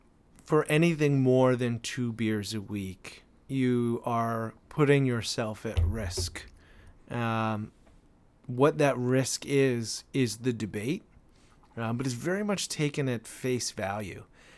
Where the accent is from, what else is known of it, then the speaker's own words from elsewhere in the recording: Canada; I am a Canadian.